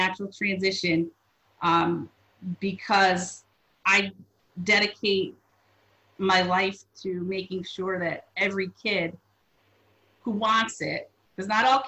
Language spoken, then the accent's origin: English; Waterbury, Connecticut, United States; growing up in the Waterbury public school system